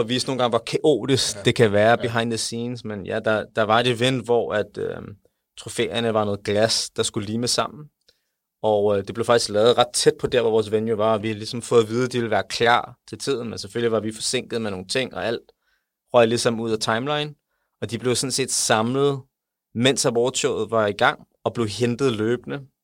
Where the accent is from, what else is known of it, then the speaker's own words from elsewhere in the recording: Denmark; jeg er fra Danmark, jeg er stolt af Danmark